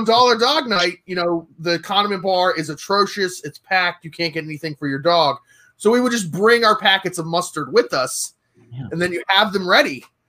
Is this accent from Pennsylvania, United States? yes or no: yes; Philadelphia, Pennsylvania, United States; I grew up near the Philly stadium.